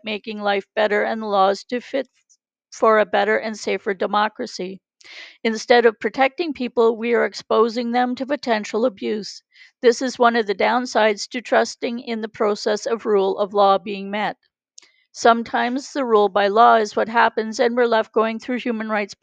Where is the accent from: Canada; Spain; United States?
Canada; I'm Canadian